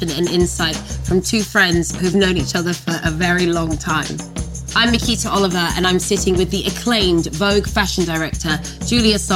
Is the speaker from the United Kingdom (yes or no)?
yes; London, United Kingdom; also born or lived in France; French Sagittarian. And I'm from Brixton.